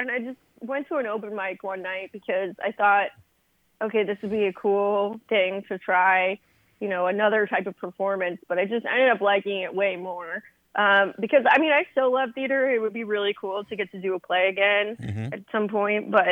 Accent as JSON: {"language": "English", "town": "Los Angeles", "region": "California", "country": "United States", "tie": "born or raised there", "also_born_or_lived": "San Francisco Bay Area", "moved": "as an adult", "lives_now": "New York, United States", "said": "I was born and grew up in the L.A. area"}